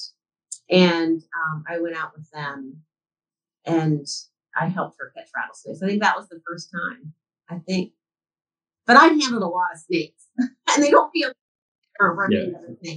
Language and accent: English; Randolph County, West Virginia, United States; In the mountains of West Virginia, for your listeners who are familiar with the state, I grew up in Randolph County.